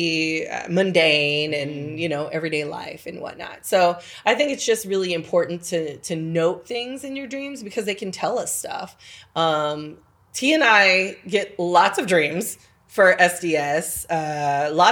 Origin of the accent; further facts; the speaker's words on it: California, United States; moved away; I come from California